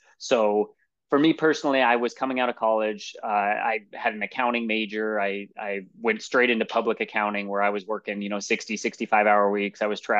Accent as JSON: {"language": "English", "town": "Lincoln", "region": "Nebraska", "country": "United States", "tie": "born or raised there", "lives_now": "Omaha, United States", "said": "I'm from Lincoln, or grew up, I guess, in Lincoln for the most part, and went to Lincoln Christian there."}